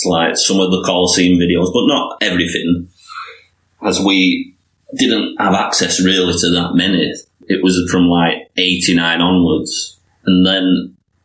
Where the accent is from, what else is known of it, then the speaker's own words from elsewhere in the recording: near Leeds, Yorkshire and the Humber, United Kingdom; it's like within 20-minute drive of there in York, in Yorkshire